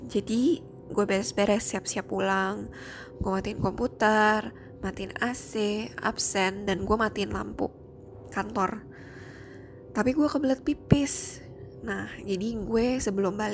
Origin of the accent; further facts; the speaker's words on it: Jakarta, Indonesia; now in Singapore; Gue asli orang Jakarta, tapi sekarang gue udah tinggal di Singapura.